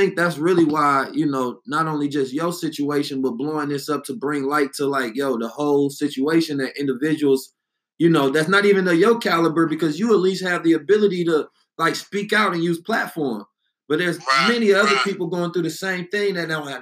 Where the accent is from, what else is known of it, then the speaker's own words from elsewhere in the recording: Oakland, California, United States; I'm from the Bay and know I'm from Oakland